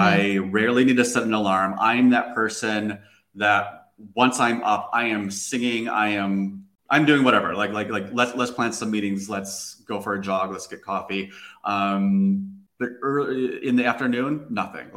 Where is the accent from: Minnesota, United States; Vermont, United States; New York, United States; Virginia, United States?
Minnesota, United States; moved away as an adult; now in Lisbon, Portugal; I'm from Minnesota